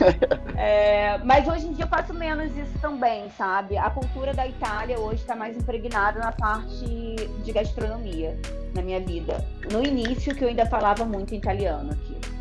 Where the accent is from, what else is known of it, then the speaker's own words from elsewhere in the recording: Brazil; eu que sou brasileira